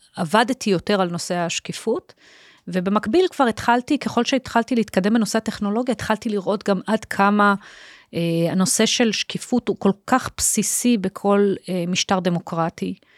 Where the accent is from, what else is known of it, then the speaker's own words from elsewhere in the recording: Holon, Tel Aviv District, Israel; הילדות בחולון